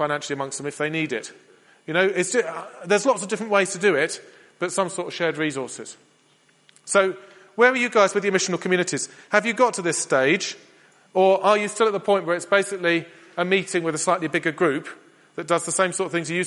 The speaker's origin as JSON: {"language": "English", "region": "England", "country": "United Kingdom", "said": "We're English"}